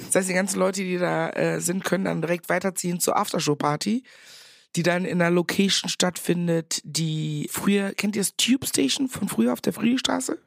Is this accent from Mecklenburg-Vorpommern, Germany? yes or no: no; Meckenheim, North Rhine-Westphalia, Germany; accent: Kölsch; moved away as an adult; also born or lived in Ghana; now in Berlin, Germany; Ich war auf so einem Nonnenbunker in Rheinbach, also sechs Kilometer entfernt von Meckenheim, da wo ich groß geworden bin